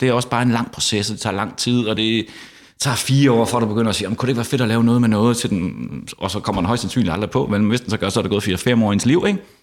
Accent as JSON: {"language": "Danish", "country": "Denmark", "also_born_or_lived": "Frederikshavn / Copenhagen", "moved": "as an adult", "said": "Jeg er fra Jylland, som andre kan høre"}